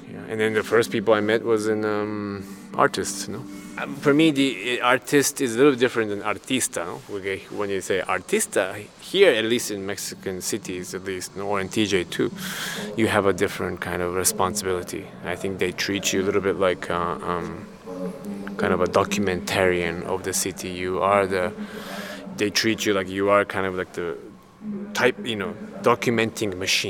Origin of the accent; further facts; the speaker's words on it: Osaka, Japan; also born or lived in Chicago; now in Germany; Yes, I was born in Japan, in Osaka.